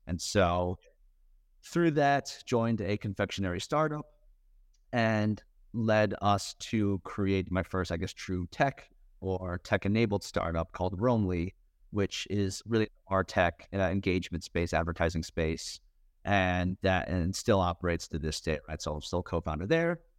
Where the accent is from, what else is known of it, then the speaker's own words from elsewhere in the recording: Westchester, New York, United States; grew up in Westchester, just north